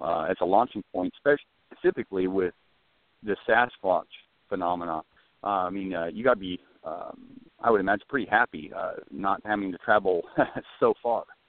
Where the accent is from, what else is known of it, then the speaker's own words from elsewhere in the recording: Scotland, United Kingdom; moved away as an adult; also born or lived in San Diego; I'm a Brit too, so traveling from Scotland